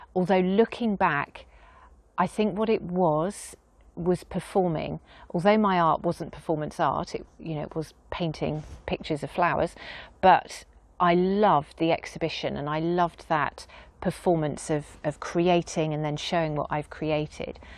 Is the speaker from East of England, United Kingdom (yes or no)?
no; Dorset, South West England, United Kingdom; moved away as an adult; also born or lived in Weymouth / Yetminster / New York; now in Castle Cary, United Kingdom; So I've always felt I was a Dorset girl